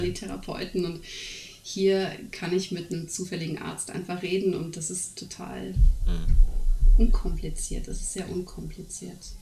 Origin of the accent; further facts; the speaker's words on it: Germany; moved away as an adult; also born or lived in Netherlands; now in Norway; weil ich bin ja in dem System groß geworden